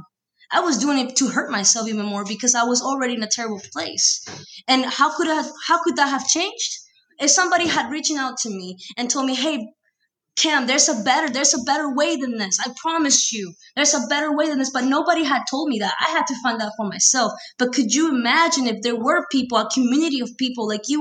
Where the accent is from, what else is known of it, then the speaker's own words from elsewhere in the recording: Peru; moved away; born and raised in Peru, I've been here for 13 years